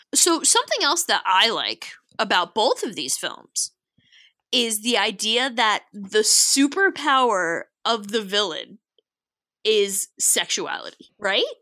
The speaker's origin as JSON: {"language": "English", "region": "New York", "country": "United States", "accent": "New York", "said": "practically intolerable New York accent"}